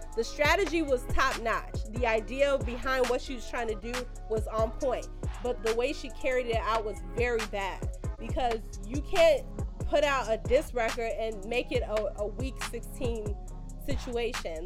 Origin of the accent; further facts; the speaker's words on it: Chicago, Illinois, United States; I am from Chicago